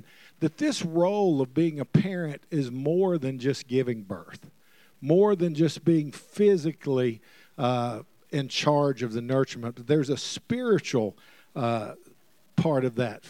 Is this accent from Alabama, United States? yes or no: yes; Alabama, United States; moved away; also born or lived in Mississippi / Oklahoma; I'm originally from Alabama, and, you know, you can't help where you're born, but you can have a sense to move. And I was born in Alabama, moved to Mississippi